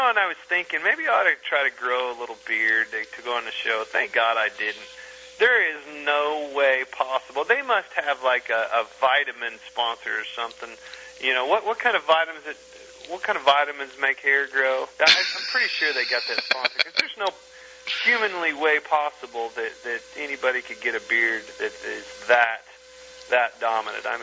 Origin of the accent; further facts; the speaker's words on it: Kansas, United States; I'm from Kansas